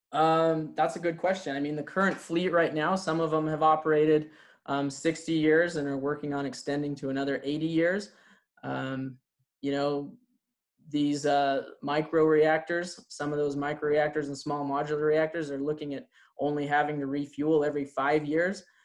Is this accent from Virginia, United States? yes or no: no; Idaho Falls, Idaho, United States; I am from Idaho Falls